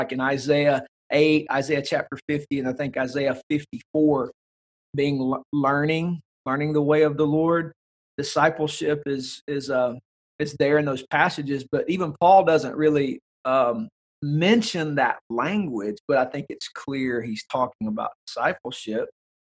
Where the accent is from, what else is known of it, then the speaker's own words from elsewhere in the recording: the South, United States; growing up in the South, where we would say cultural Christianity rules the day